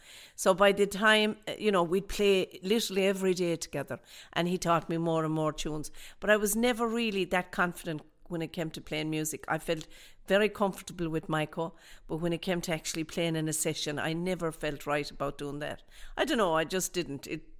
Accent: Dublin, Leinster, Ireland; My family background, I was born in Dublin, obviously, and my family background is from O'Connor's Pub.

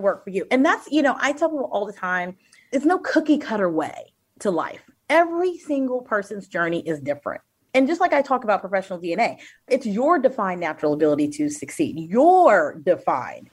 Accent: Austin, Texas, United States; now in Northern Virginia, United States; I am originally from Austin, Texas, and now reside in Northern Virginia

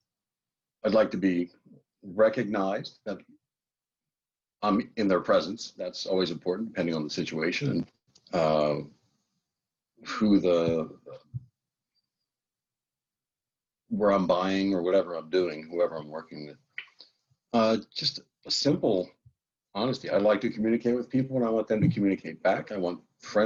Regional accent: New Jersey, United States; also born or lived in Switzerland; Southern New Jersey. Pretty much lived here most of my life.

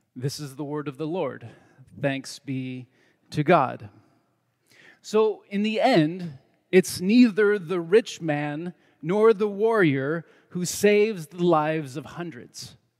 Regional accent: United States; I am an American man

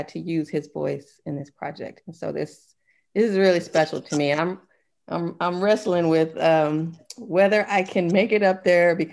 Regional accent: Germany; born there; And I was born in Germany, so my grandmother wasn't able to see me as a young child.

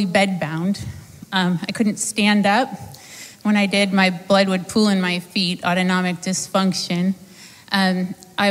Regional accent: Sarasota, Florida, United States; I'm from Sarasota, Florida

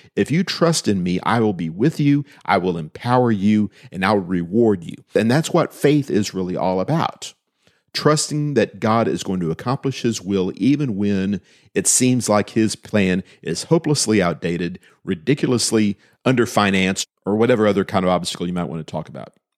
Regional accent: United States

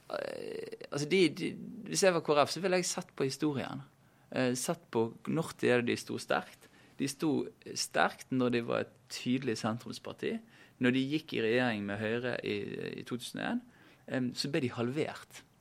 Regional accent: Bergen, Vestland, Norway; siden jeg kommer fra Bergen

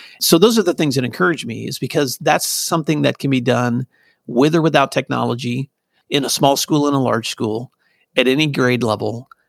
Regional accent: Tennessee, United States; also born or lived in California / New York / Virginia; now in Oklahoma; I grew up in Northwest Tennessee. My dad was in and out of the military in the Navy. So we also moved. So my life started in California. My growing up years were in West Tennessee.

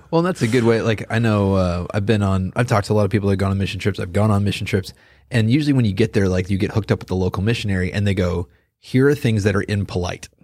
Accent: Chicago, Illinois, United States; now in Gardner, Kansas, United States; I grew up around Chicago area.

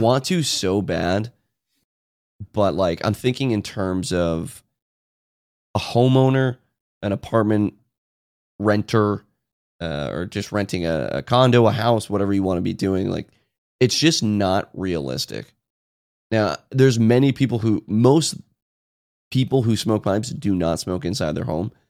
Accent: United States; I'm from Washington

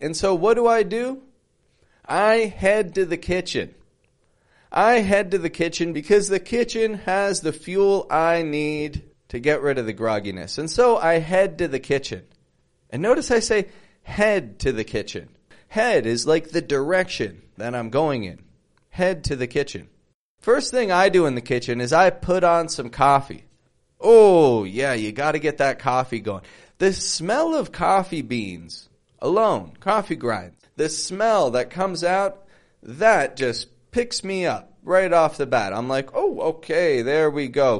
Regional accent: Toronto, Ontario, Canada; now in Mexico; I'm from Canada, from Toronto.

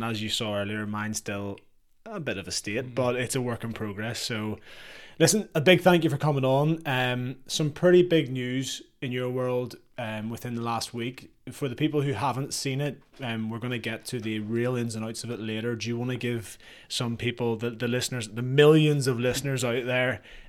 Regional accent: Worcester, West Midlands, United Kingdom; So I think born and bred in Worcester and a pupil at the mighty RGS, and obviously there's a massive rivalry between RGS and Kings in the city

